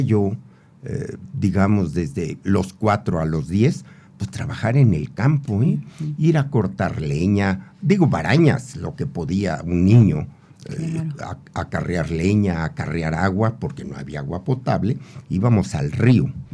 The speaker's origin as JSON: {"language": "Spanish", "town": "Temimilcingo", "region": "Morelos", "country": "Mexico", "tie": "born or raised there", "said": "yo provengo de una familia muy muy pobre eh, allá en mi pueblo natal Temimilcingo"}